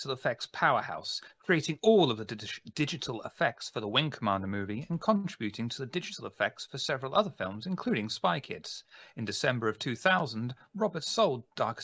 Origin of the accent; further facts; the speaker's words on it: United Kingdom; I'm British.